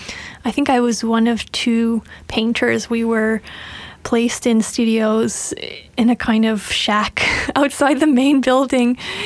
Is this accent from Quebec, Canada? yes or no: yes; Montreal, Quebec, Canada; I'm from Montreal.